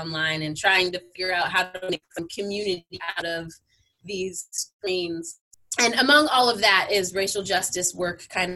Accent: Southern California, United States; also born or lived in San Francisco; I am born and raised in Southern California

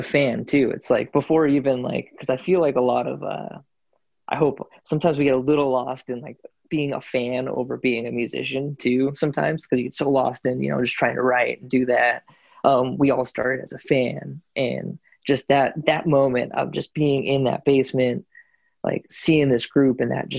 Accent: United States; I was born in the States

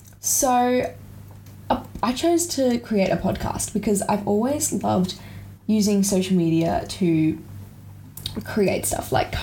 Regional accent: Australia; I grew up overseas, but I'm from Australia. I'm currently in year 11 in Australia, just to preface.

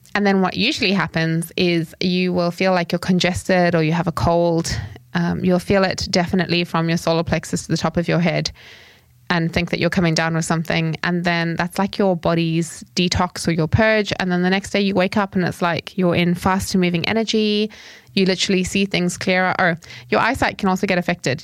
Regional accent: Zimbabwe; when I grew up, I grew up in Zimbabwe

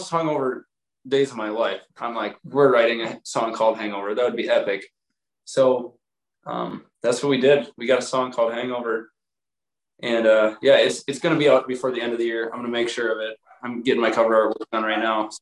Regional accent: Wisconsin, United States; we're from Wisconsin

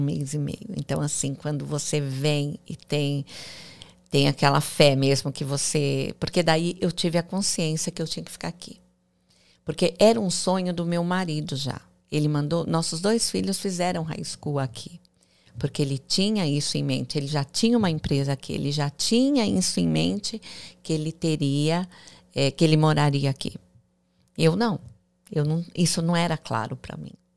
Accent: interior of São Paulo, Brazil; moved away as an adult; also born or lived in Alphaville, Brazil; now in Miami, United States; eu sou do interior de São Paulo

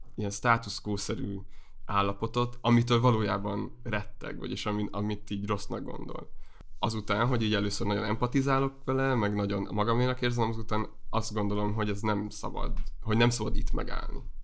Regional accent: Heves, Hungary; moved away as an adult; also born or lived in Debrecen / Budapest; én Heves megyéből származom, viszonylag sokszor költöztünk a megyén belül, és aztán Egerben jártam gimnáziumba

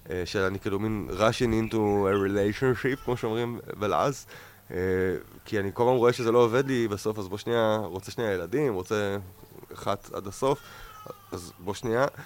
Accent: Ayelet HaShahar, Northern District, Israel; born there; קודם כל עברתי לגור באיילת השחר, קיבוץ שנולדתי בו, וגרתי על סבא שלי

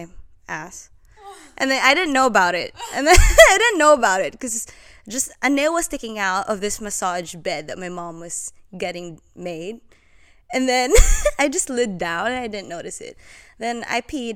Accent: Philippines; moved away as an adult; now in Australia; I was born and raised in the Philippines. Now I'm here.

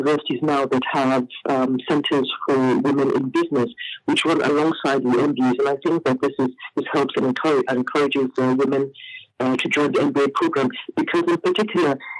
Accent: Nigeria; also born or lived in several African countries; I'm from Nigeria.

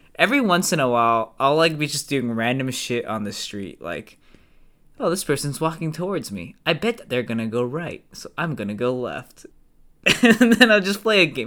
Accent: United States; I'm, obviously, I'm American

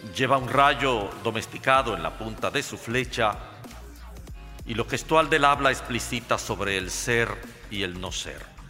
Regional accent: Santo Domingo, Distrito Nacional, Dominican Republic; Nací en Santo Domingo en el año 1946, un 30 de noviembre. Viví, por lo tanto, la etapa primaria de mi vida en la atmósfera de absolutismo que significó la era de Trujillo.

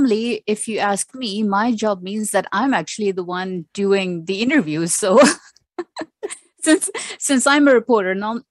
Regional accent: Pakistan; now in Sharjah, United Arab Emirates; I am a Pakistani who is living in the UAE, and I've lived in the UAE for, I would say, more than 25 years now. So the UAE is home, specifically Sharjah.

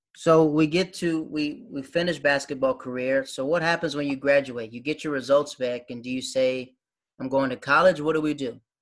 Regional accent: Florida, United States; also born or lived in North Carolina; I'm from Florida

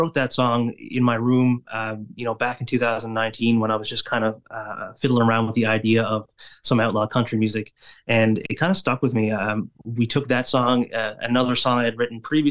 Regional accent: Flat Bay, Newfoundland and Labrador, Canada; now in St. John's, Canada; my hometown, Flat Bay, it might be a bit small for a show

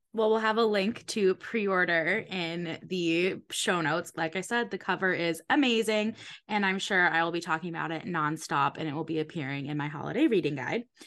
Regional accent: Connecticut, United States; I grew up in Connecticut, so not far from Newport, Rhode Island

